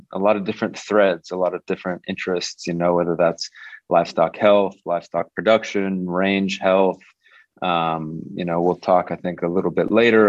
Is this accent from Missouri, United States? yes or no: no; Santa Barbara, California, United States; I'm actually from Santa Barbara, which is the city that is in Santa Barbara County.